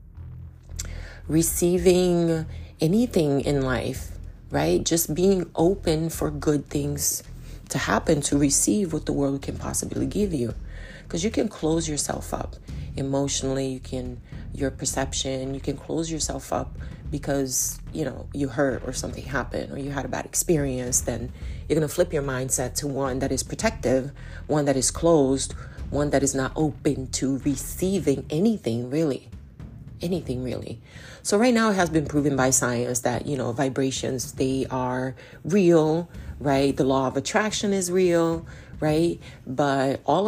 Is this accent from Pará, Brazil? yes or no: yes; Belém, Pará, Brazil; moved away; also born or lived in Manaus, Brazil; I'm from Belém do Pará in Brazil, which is right smack, like stuck to the Amazon. And a lot of my family is in Manaus, which is in the Amazon. So I grew up there.